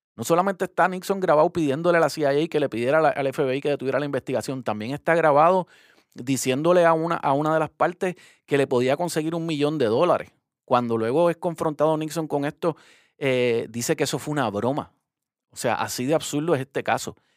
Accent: Puerto Rico; como puertorriqueño

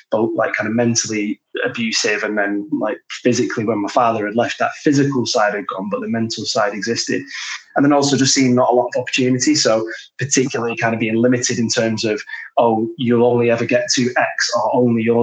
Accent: Glasgow, Scotland, United Kingdom; accent: Manc Glaswegian; also born or lived in Manchester; my dad was Scottish, so I grew up a lot in Glasgow. Uh, and then my mum was from Manchester, so grew up a lot in Manchester.

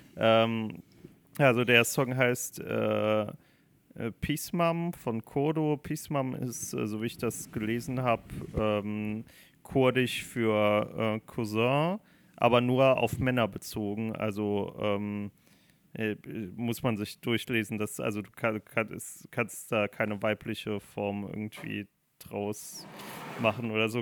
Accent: Germany; Ich bin Deutscher, ich rede kein Englisch

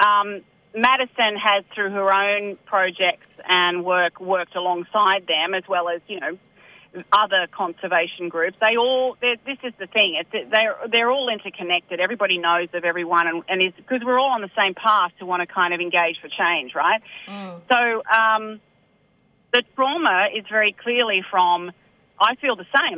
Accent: Sydney, New South Wales, Australia; also born or lived in Newcastle; now in Upper Hunter Valley, Australia; I'm originally from Sydney and, and based now out of Newcastle

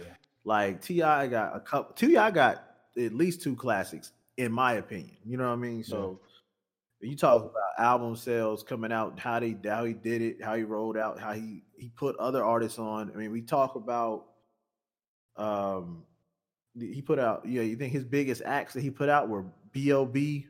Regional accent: the South, United States; I'm from the South

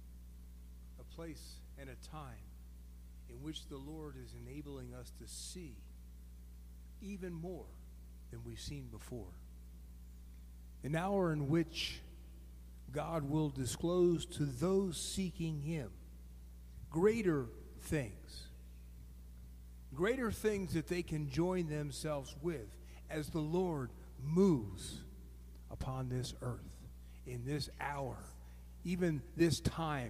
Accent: East Coast, United States; moved away; Mara and I grew up on the East Coast

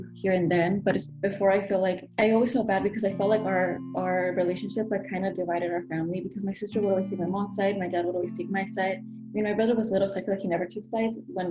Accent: California, United States; moved away as an adult; also born or lived in Mexico / Santa Ana, California; now in Chicago, United States; I was born in Mexico and I was brought to the U.S. when I was about 8 months old. So I was living in California for most of my life until I moved to Chicago to continue my studies

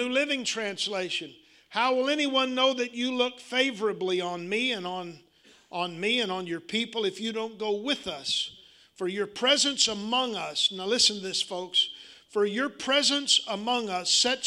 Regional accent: Arkansas, United States

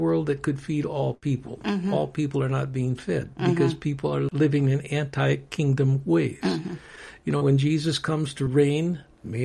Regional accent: United States; I love being an American, but I'm a citizen of the world

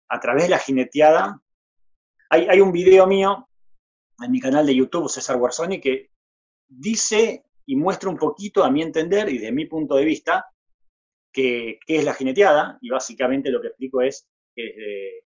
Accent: Buenos Aires, Argentina; also born or lived in Jujuy; Estoy en Buenos Aires, sí, soy, soy jujeño, eh, criado en, Buenos Aires.

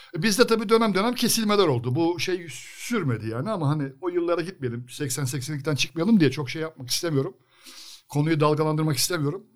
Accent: Sakarya, Turkey; kendi memleketimizin takımı

